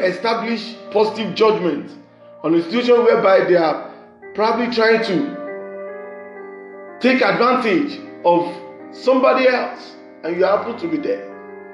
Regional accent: Nigeria; from Nigeria, the west side of Africa.

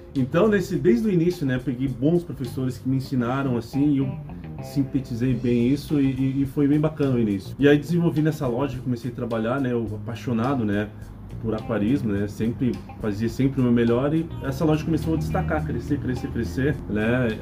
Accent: Mogi das Cruzes, São Paulo, Brazil; em São Paulo mesmo, Mogi Sim. das Cruzes, que é minha cidade natal

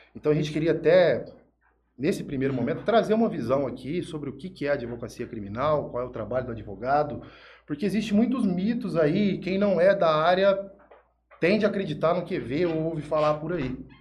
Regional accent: Jales, São Paulo, Brazil; also born or lived in Araçatuba; sou de Jales, nascido criado aqui

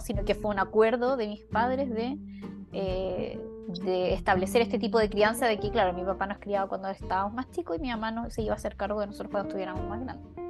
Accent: Chile; moved away; sociedades como las nuestras, como la chilena

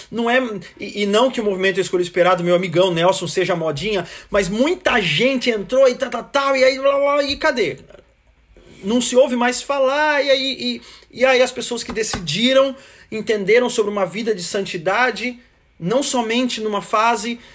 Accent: Americana, São Paulo, Brazil; nasci em Americana, aí pertinho da maioria de vocês aí, né, na região

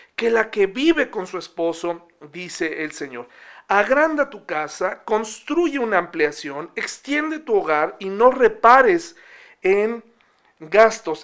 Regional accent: Mexico; hay una constitución mexicana donde nos eh, da los derechos que tenemos como mexicanos

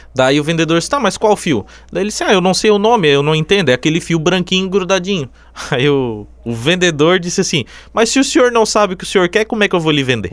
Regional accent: Içara, Santa Catarina, Brazil; also born or lived in Jaraguá do Sul; eu sou de Sara, nasci em Sara

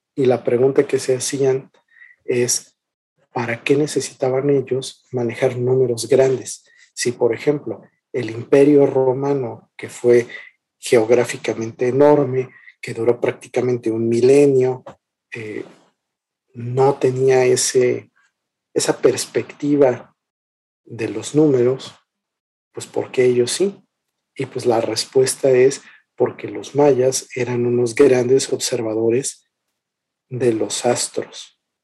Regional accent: Mexico; nosotros como mexicanos

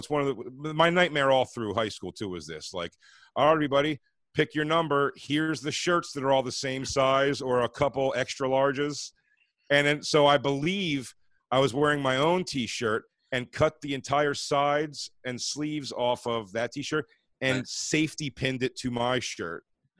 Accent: Philadelphia, Pennsylvania, United States; Me and Kev come from Philly.

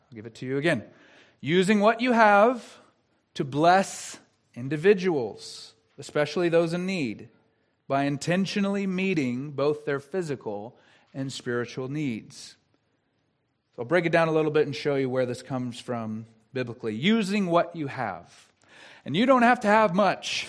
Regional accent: the South, United States; I'm from the South

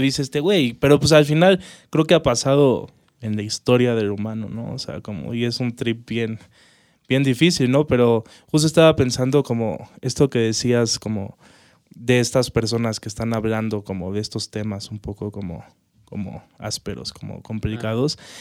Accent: Mexico; cómo somos los mexicanos

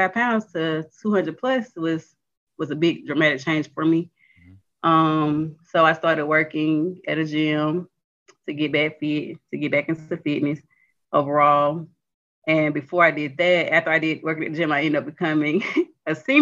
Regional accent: near Mobile, Alabama, United States; moved away as an adult; now in Montgomery, United States; I'm really from Lochley, Alabama, outside of Mobile.

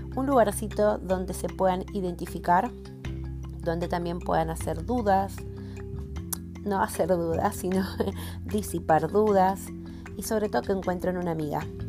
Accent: Argentina; soy argentina

